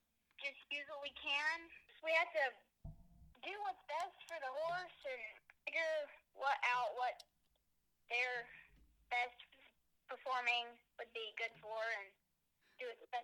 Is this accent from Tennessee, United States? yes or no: no; Mesa, Texas, United States; I'm 10 years old, and I'm from Mesa, Texas